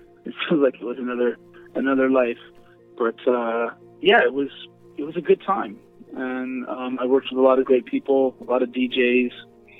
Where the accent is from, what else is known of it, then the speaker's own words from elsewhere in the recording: Virginia, United States; moved away as an adult; also born or lived in New York City; now in Los Angeles, United States; Well, I grew up in Virginia. And then I moved to New York City to go to NYU, and I was there for many years.